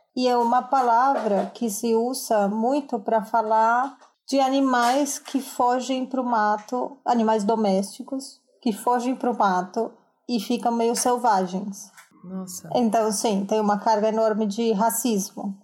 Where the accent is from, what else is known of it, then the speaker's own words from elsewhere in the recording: Colombia; Portuguese is a second language; moved away as an adult; now in São Paulo, Brazil; Sou colombiana, moro em São Paulo faz muito tempo já, 11, não, 9 anos